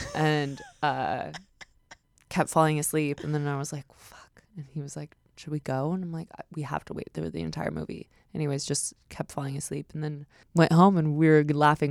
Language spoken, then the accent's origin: English; Westlake, California, United States; my hometown